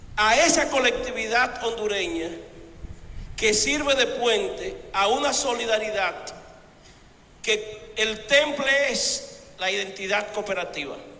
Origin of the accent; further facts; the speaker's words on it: Dominican Republic; nosotros como dominicanos